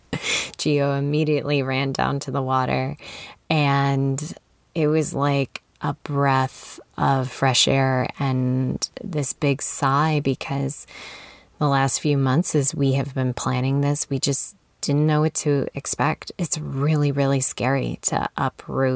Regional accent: Illinois, United States; moved away; I'm from Illinois

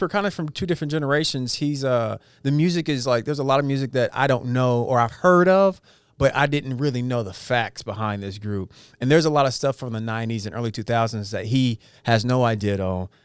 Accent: Edmond, Oklahoma, United States; growing up in Edmond with the white boys

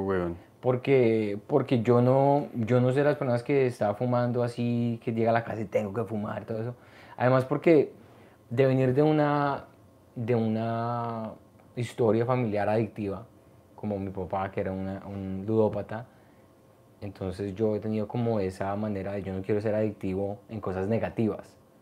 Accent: Colombia; moved away; also born or lived in New York / Canada; yo soy de Colombia

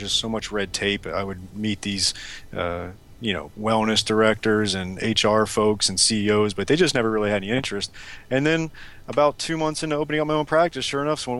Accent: South Florida, United States; also born or lived in St. Louis; I'm from South Florida originally and was an athlete growing up

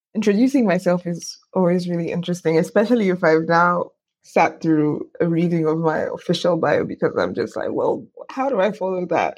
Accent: Lagos, Nigeria; I was born in Lagos

